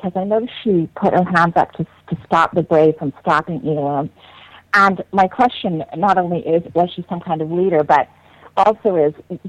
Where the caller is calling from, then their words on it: Vancouver, British Columbia, Canada; I'm from Vancouver.